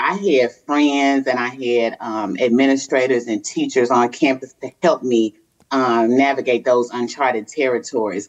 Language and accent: English; Chicago, Illinois, United States; moved away; also born or lived in Mississippi; I grew up in Chicago